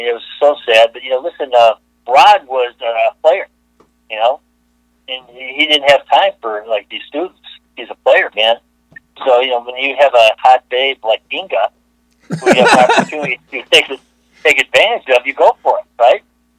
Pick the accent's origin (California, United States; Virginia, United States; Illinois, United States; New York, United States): Illinois, United States; Chicago; I think I was like, you know, 30 years old. I come from Chicago.